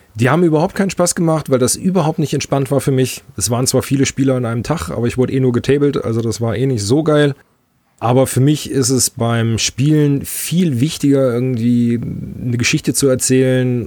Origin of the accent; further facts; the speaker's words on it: North Hesse, Germany; als Nordhesser haben wir hier auch die eine oder andere Brauerei